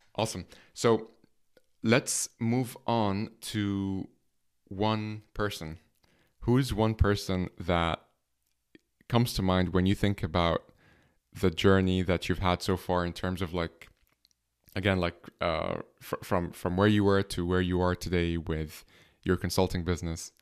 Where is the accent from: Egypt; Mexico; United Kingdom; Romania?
Egypt; now in Dublin, Ireland; I'm from Egypt, but I'm based here in Ireland